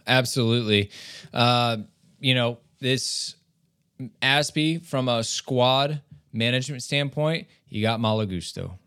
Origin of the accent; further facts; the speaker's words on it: United States; we're American fans